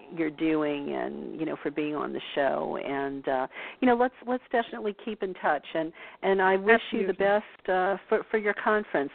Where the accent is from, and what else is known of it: New Orleans, Louisiana, United States; born or raised there